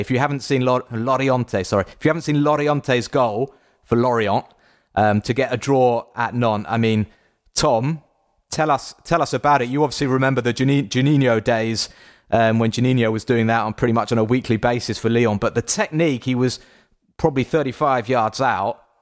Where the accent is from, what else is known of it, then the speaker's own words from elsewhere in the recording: England, United Kingdom; I am English